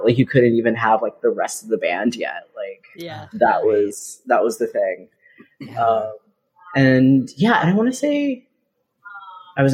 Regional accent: Central Texas, United States; moved away as an adult; now in Boston, United States; I grew up in Texas

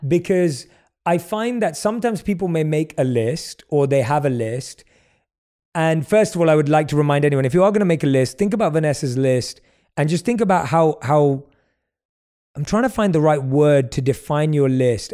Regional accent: London, United Kingdom; I grew up in London

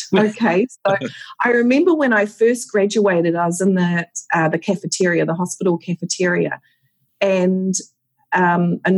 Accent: New Zealand; I don't know whether it's being just a Kiwi as well, but a strong work ethic, pulling together, looking after each other

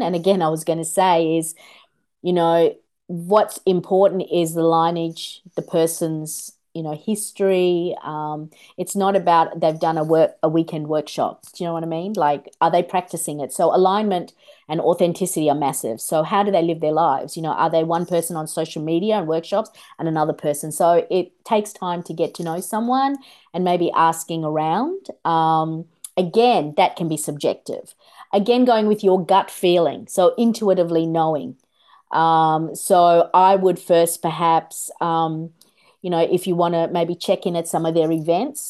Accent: Australia; also born or lived in Kolkata, India; I was born in Kolkata, India. And in our culture, the grandmother raises the child a lot of the time. And when we came here to Australia, I was six.

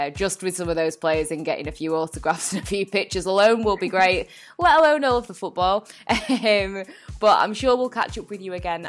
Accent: Manchester, North West England, United Kingdom; my hometown of Manchester

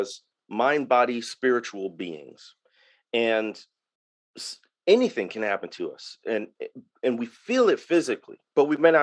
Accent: Waukegan, Illinois, United States; born or raised there; moved away as an adult; now in Mississippi Delta, United States

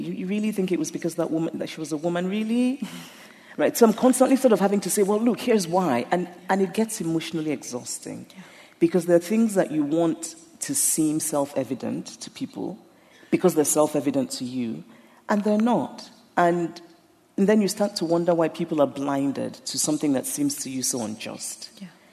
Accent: Nigeria; being Nigerian

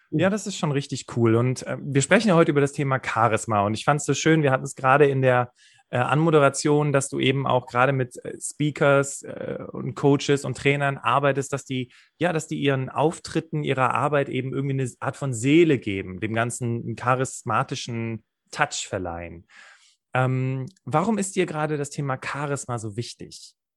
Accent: Rhineland, Germany; wir kommen ja beide aus dem Rheinland

